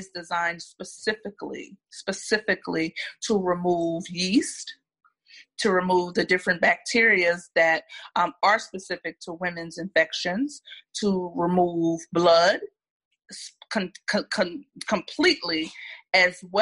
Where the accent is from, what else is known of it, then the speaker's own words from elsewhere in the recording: Philadelphia, Pennsylvania, United States; moved away as an adult; now in Atlanta, United States; I'm originally from Philadelphia. I was born, raised, trained, everything in Philadelphia. I moved to Atlanta about 10 years ago